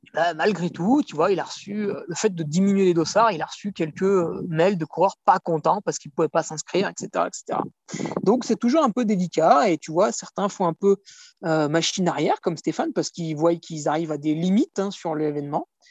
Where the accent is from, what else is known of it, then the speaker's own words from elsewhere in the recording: France; en tant que Français, on a UTMB proche de chez nous